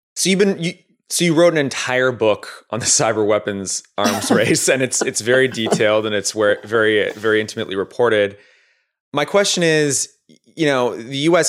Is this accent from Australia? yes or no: no; Canada; now in United States; a Canadian immigrant to the United States